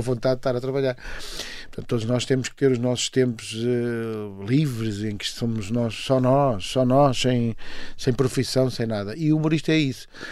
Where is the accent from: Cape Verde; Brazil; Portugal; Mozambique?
Portugal; Margem Sul, Setúbal; also born or lived in Coimbra; Eu passo a minha, a minha juventude na Margem Sul